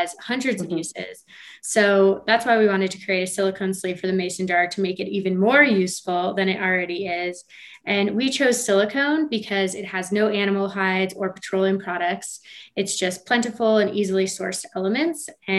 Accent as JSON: {"language": "English", "region": "Colorado", "country": "United States", "said": "So he's, like I said, we're both from Colorado."}